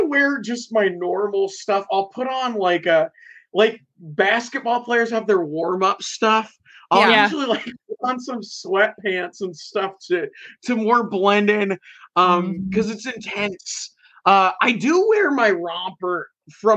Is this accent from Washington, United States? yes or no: yes; Puyallup, Washington, United States; I live in Puyallup, Washington. So they're just it's in my hometown.